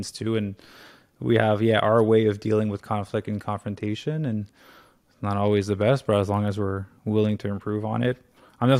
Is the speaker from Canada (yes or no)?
yes; Canada; moved away as an adult; also born or lived in Tulum, Mexico / Los Angeles, United States; I'm obviously Canadian